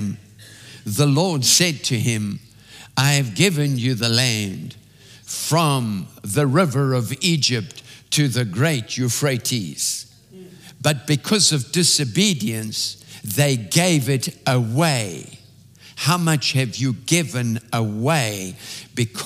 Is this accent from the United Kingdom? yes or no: no; South Africa; When I was growing up in South Africa